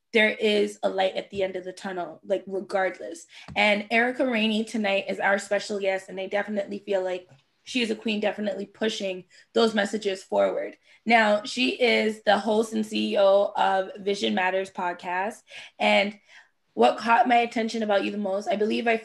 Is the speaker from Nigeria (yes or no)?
no; Jamaica; I'm Jamaican